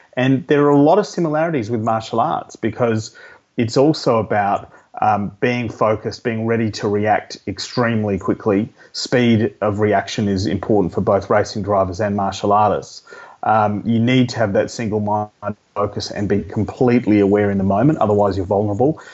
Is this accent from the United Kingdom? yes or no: no; Adelaide, South Australia, Australia; I grew up in Adelaide